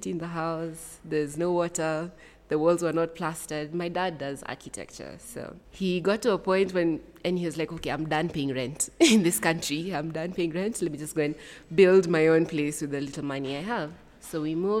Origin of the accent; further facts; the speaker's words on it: Rongai, Kajiado County, Kenya; also born or lived in Eldoret, Kenya; now in Nairobi, Kenya; I'm from Nairobi, Kenya. Though I think I'd say now I'm in Nairobi, Kenya, because I'm from Rongai. Born in Eldoret, then moved most of my life, lived in Rongai